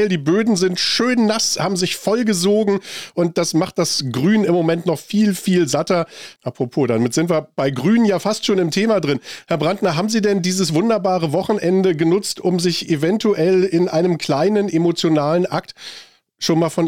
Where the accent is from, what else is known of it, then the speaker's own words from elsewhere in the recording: Germany; 500 Milliarden Euro was bekommen wir dafür so als Deutsche?